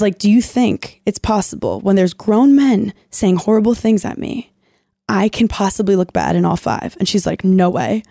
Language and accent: English; New York City, New York, United States; I was like from Brooklyn, like salt of the earth